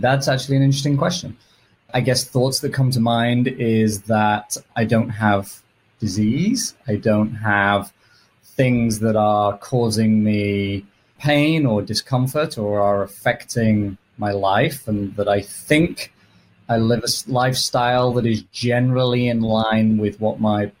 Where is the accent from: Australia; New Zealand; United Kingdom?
United Kingdom; England; now in United States; as listeners can probably tell from my accent, I'm British originally. Although my sister will happily tell you I now sound more American than British.